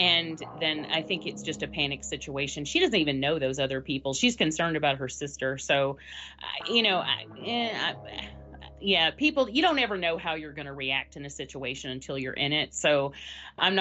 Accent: the South, United States; I'm from the South

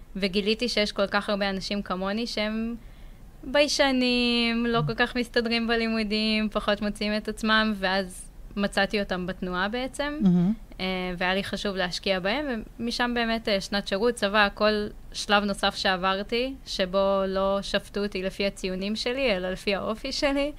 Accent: Ein Sarid, Central District, Israel; also born or lived in Ramla; גדלתי בעין שריד

